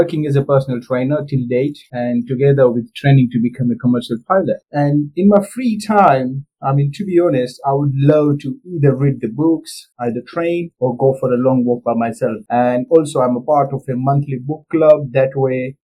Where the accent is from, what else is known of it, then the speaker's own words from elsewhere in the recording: India; moved away as an adult; now in United Kingdom; I'm born and brought up in India, and then I came here to the UK in September 2013.